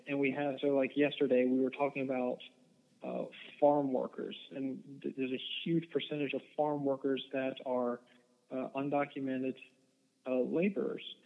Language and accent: English; United States; also born or lived in Eden, North Carolina; we as American Christians